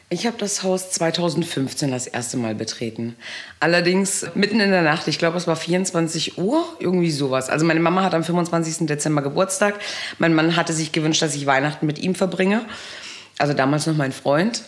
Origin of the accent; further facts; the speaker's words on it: Wehr, Baden-Württemberg, Germany; now in Pöthen, Germany; Ich bin zweisprachig aufgewachsen und habe auch noch dieses italienische Temperament, komme aber ursprünglich aus Wehr im Baden